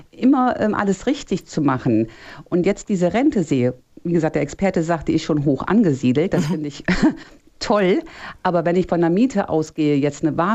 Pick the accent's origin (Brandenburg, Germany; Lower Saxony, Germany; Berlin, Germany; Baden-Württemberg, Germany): Lower Saxony, Germany; Eystrup; Erstmal, ich komme aus Eistrup. Ich Ach. bin ah. heute nur woanders wegen der besseren Verbindung.